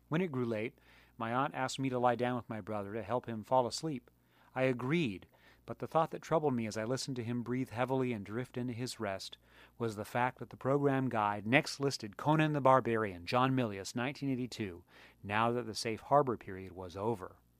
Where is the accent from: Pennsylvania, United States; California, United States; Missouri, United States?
California, United States; San Diego County; also born or lived in Maryland; I moved to California from Maryland in nineteen seventy-seven. I was four years old, and my paternal grandparents invited me and my parents to live with them on a multi-acre plot in San Diego County